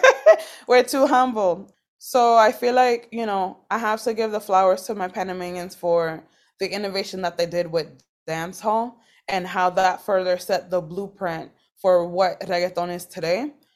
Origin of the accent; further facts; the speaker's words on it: Boston, Massachusetts, United States; I grew up in Boston, Massachusetts